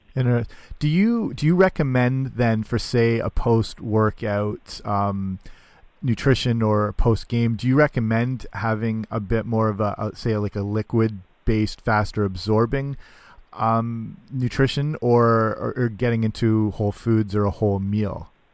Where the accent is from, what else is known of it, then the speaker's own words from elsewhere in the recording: London, Ontario, Canada; School of Kinesiology here in my hometown at Western University